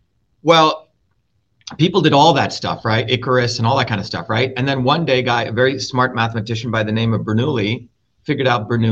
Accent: Mumbai, Maharashtra, India; In Bombay, okay? India.

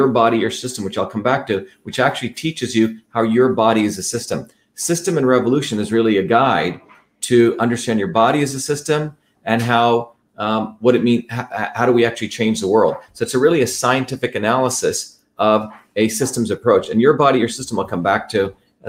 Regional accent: New Jersey, United States; now in Massachusetts, United States; I grew up in New Jersey

